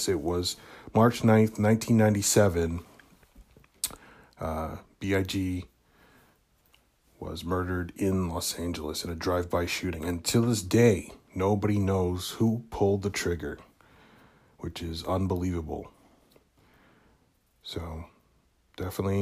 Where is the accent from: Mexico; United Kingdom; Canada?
Canada; In Canada, in my hometown